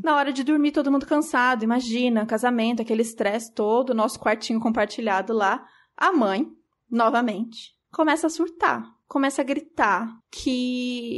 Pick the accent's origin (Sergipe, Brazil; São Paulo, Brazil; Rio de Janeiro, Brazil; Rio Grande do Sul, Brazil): São Paulo, Brazil; Eu sou de São Paulo, a gente é de São Paulo